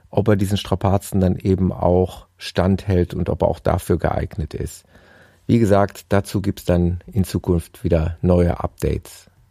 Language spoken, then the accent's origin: German; Gelsenkirchen, North Rhine-Westphalia, Germany; in meiner Heimatstadt Gelsenkirchen